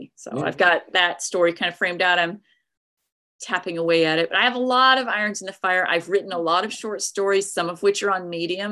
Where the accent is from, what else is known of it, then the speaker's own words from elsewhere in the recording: East Tennessee, United States; where I grew up in East Tennessee